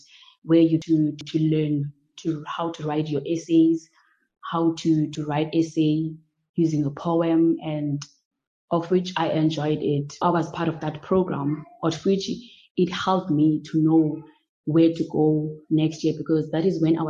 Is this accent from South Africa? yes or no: yes; Grahamstown, Eastern Cape, South Africa; So I was privileged enough that I was from Grahamstown and I was from Ntsika.